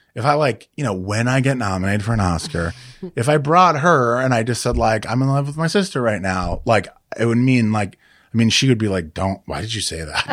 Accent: Chicago, Illinois, United States; also born or lived in Denver, Colorado / Kansas (parents); I grew up in Chicago and Denver, my, but my parents are from, uh, Kansas, city Kansas and Wichita, Kansas.

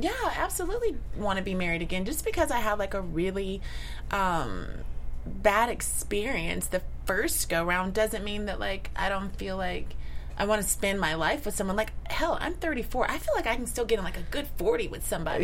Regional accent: Midwest, United States; I'm also from the Midwest.

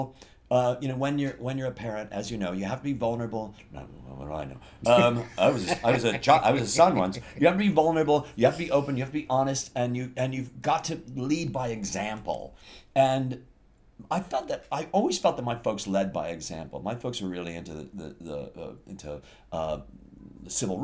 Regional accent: Chicago, Illinois, United States; I grew up in Chicago

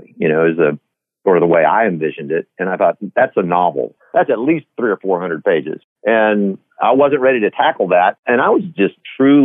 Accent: Del Rio, Texas, United States; I was born and raised in Del Rio, Texas

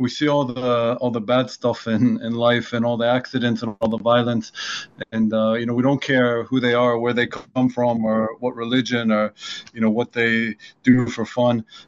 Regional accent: Washington, District of Columbia, United States; moved away as an adult; now in Israel; I grew up in Washington, D.C., and my dad's an academic at George Washington

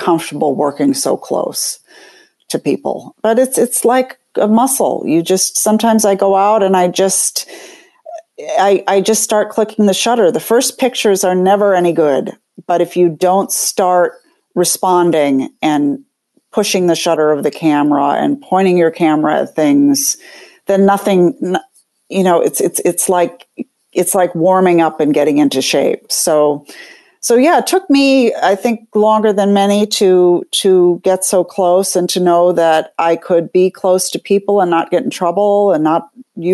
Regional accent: Minneapolis, Minnesota, United States; moved away as an adult; now in New York City, United States; I'm from Minneapolis. I'm in the Midwest originally, where we moved to the East Coast in 1991

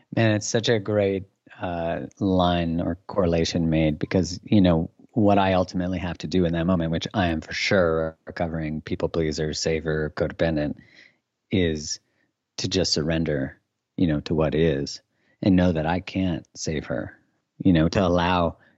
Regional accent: Canada; I'm Canadian

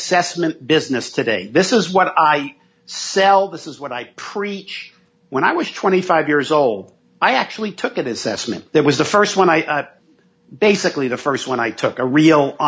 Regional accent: New York City, New York, United States; growing up in New York City, in Manhattan, in the projects, and then in Brooklyn

